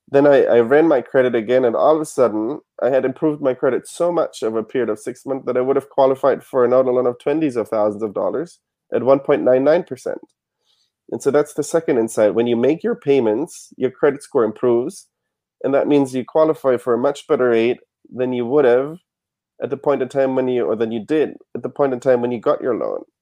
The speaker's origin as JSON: {"language": "English", "country": "Germany", "moved": "yes", "lives_now": "United States", "said": "I didn't have any credit because I came from Germany."}